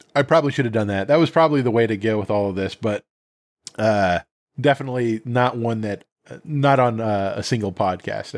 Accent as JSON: {"language": "English", "region": "Montana", "country": "United States", "tie": "born or raised there", "moved": "yes", "said": "I grew up in Montana."}